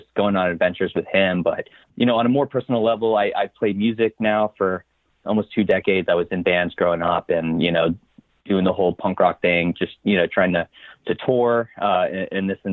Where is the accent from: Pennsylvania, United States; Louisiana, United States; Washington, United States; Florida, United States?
Florida, United States; Coral Springs; now in Orlando, United States; I grew up in Coral Springs, Florida. That's South Florida, you know, close to Fort Lauderdale